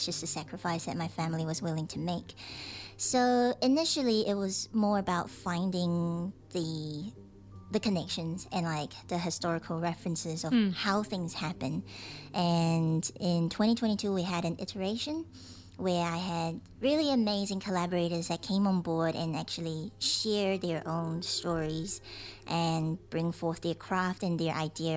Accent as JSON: {"language": "English", "country": "Taiwan", "moved": "yes", "lives_now": "New Zealand", "said": "I'm from Taiwan"}